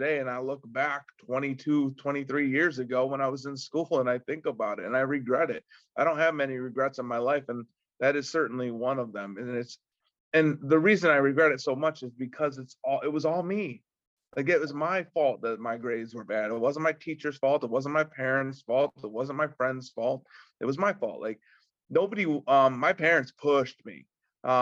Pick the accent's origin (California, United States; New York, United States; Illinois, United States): New York, United States; Windsor; where I live and where I grew up in Windsor, New York